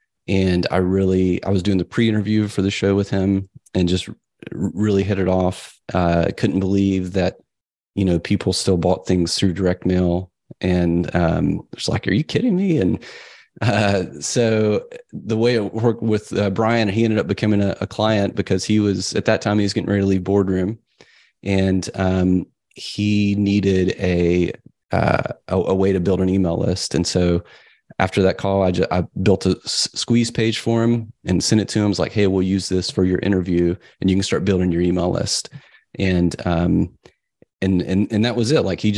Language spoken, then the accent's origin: English; the South, United States; I grew up in the South. It was kind of a strict religious upbringing.